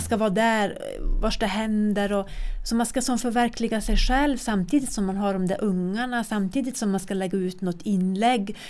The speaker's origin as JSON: {"language": "Swedish", "town": "Kiruna", "region": "Norrbotten County", "country": "Sweden", "tie": "born or raised there", "said": "jag är född och uppvuxen här"}